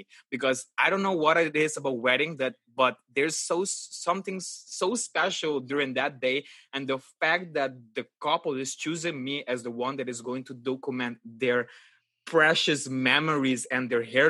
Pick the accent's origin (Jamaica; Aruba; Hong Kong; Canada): Aruba; now in Netherlands; I'm actually from Aruba and I was born and raised in Aruba and right now I am based in the Netherlands.